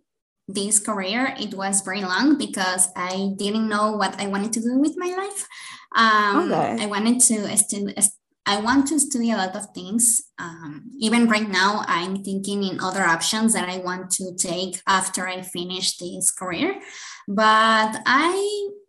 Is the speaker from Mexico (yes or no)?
yes; Guadalajara, Jalisco, Mexico; English is a second language; I'm from Guadalajara, Jalisco, in Mexico.